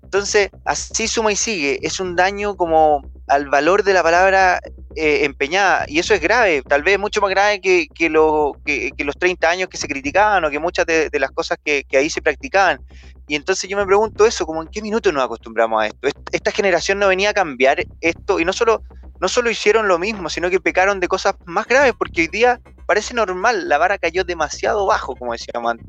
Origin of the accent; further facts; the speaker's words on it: Chile; como yo, somos chilenos